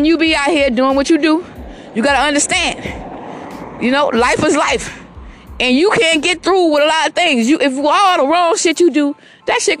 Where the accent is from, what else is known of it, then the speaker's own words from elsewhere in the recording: Georgetown, South Carolina, United States; also born or lived in Columbia, South Carolina / Irmo, South Carolina; I was born in Georgetown, South Carolina